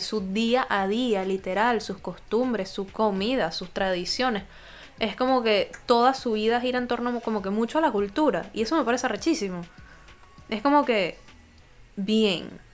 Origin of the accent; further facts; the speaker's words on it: Venezuela; moved away; vengo de Venezuela